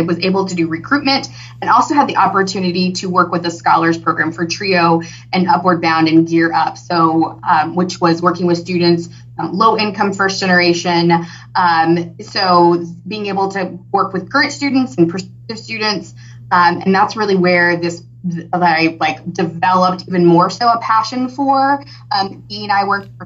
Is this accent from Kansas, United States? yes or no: yes; Hutchinson, Kansas, United States; moved away as an adult; now in Wichita, United States; originally I'm born and raised in Hutchinson, Kansas, not far. I'm a transplant to Wichita.